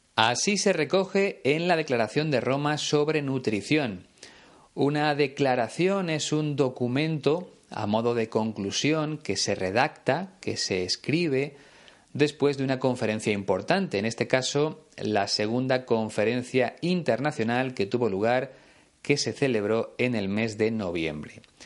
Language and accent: Spanish; Spain; aquí en mi país, en España